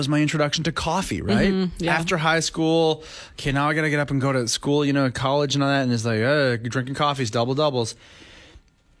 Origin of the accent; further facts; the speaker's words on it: British Columbia, Canada; also born or lived in Victoria; I'm in Victoria. What, because we're Canadian